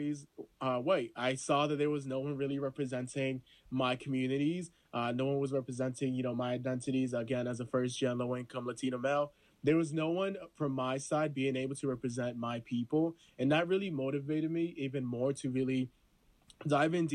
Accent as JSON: {"language": "English", "country": "Honduras", "moved": "yes", "said": "I'm from Honduras, I'm a first gen"}